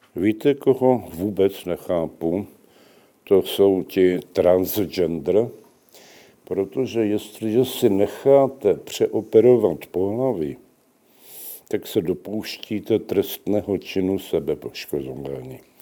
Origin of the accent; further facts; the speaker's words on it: Slovakia; now in Czech Republic; Já sám jsem ze Slovenska